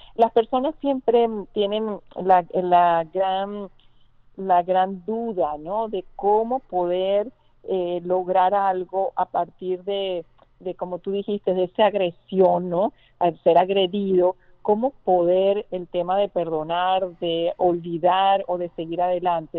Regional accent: Venezuela; moved away

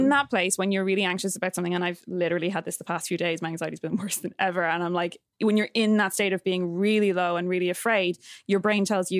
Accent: Ireland; I am Irish through and through

